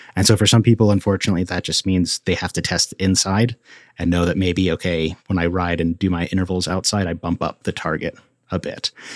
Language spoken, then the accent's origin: English; Colorado Front Range, United States; growing up in Colorado on the Front Range